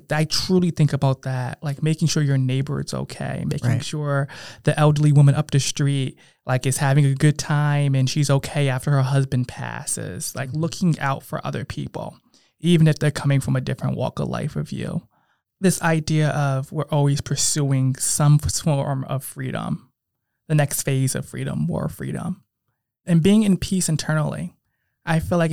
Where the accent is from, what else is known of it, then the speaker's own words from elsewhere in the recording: Bridgeport, Connecticut, United States; moved away; I come from Bridgeport. You know, I have a strong hometown pride.